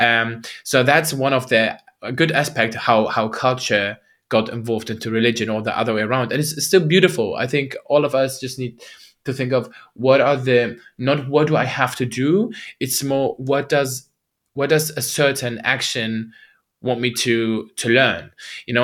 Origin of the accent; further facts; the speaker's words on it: Germany; also born or lived in Baghdad, Iraq; I was born in Baghdad, Iraq, and, uh, moved to Germany, uh, when I was, I think, two years old